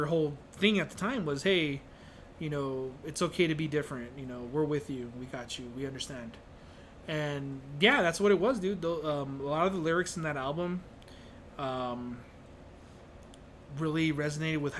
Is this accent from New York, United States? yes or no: no; El Paso, Texas, United States; being overweight, nerdy... kid growing up in El Paso is tough, and now I'm a nerdy, overweight adult living in El Paso